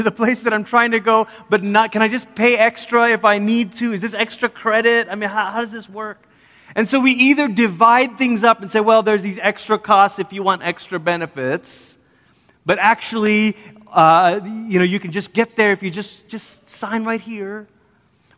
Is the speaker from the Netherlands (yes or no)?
no; Malaysia; moved away as an adult; also born or lived in Oregon, United States; now in United States; I'm from Malaysia and grew up there. And then when I was 10, my family moved from Malaysia to America. We lived in Oregon for 3 years, moved back to Malaysia during my high school years